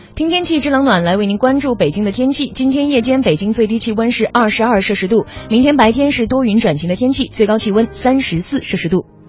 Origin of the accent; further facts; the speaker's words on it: Qiqihar, Heilongjiang, China; 或者是我的老家齐齐哈尔啊